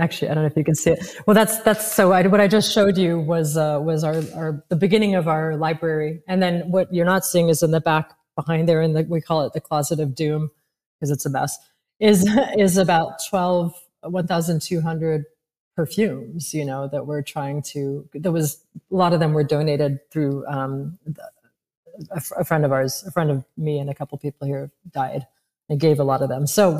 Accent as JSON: {"language": "English", "town": "Paris", "region": "Île-de-France", "country": "France", "tie": "born or raised there", "said": "I mean, I was raised partially in Paris, so I was exposed to it."}